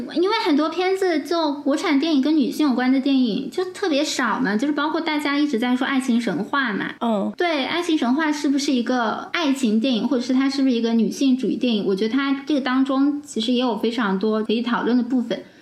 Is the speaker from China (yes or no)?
yes; China; 我们中国人